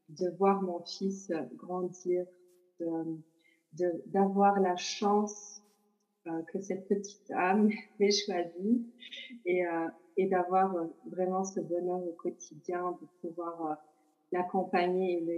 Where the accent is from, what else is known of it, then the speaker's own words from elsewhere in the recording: Portugal; born there; au Portugal, qui est mon pays natal, comme j'ai dit. Et je crois que c'est pas que relié à moi, mais c'est vraiment relié à mes origines aussi.